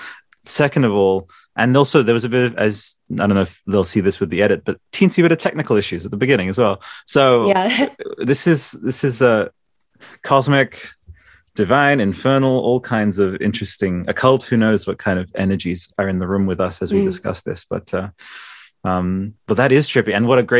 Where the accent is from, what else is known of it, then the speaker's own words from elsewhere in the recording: Italy; All I'll say is, and I'm from Italy, right?